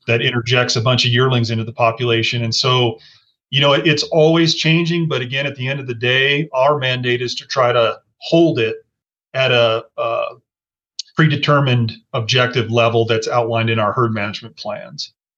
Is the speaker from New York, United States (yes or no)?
no; Colorado, United States; I grew up in Colorado